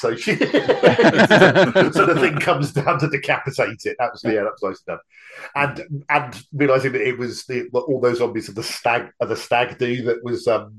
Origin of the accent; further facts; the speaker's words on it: United Kingdom; But yeah, once again, being the Brit amongst us, all of that bit in the bowling alley felt very realistic for sort of like a crappy little bowling alley in the middle of nowhere.